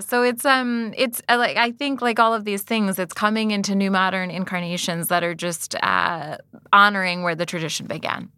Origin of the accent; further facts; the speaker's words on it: United States; I was born and raised in America